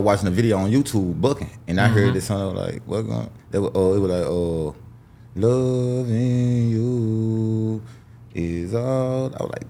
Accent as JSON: {"language": "English", "town": "Memphis", "region": "Tennessee", "country": "United States", "tie": "born or raised there", "said": "I'm from Frazier. D.B. Yeah. Frazier, yep. Born and raised."}